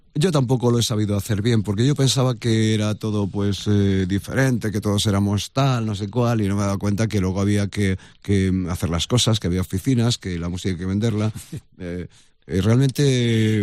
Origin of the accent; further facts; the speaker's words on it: Madrid, Community of Madrid, Spain; yo nací en Madrid, yo soy del Gaspi de toda la vida